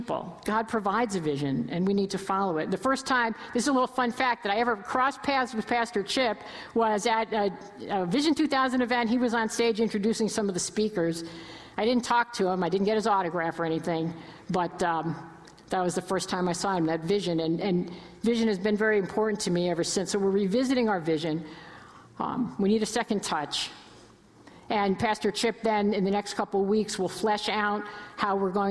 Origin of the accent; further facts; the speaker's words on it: New York area, United States; now in Cleveland, United States; I'm originally from the New York area. I've been in Cleveland forever, but I still have family in Connecticut and New York